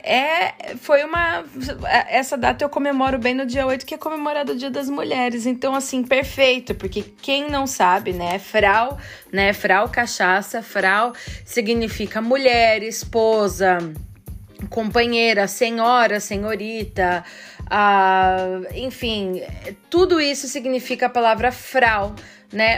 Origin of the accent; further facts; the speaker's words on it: interior of São Paulo, Brazil; moved away as an adult; now in Vienna, Austria; Eu sou do interior de São Paulo, porém eu vivo aqui em Viena há aproximadamente 15 anos.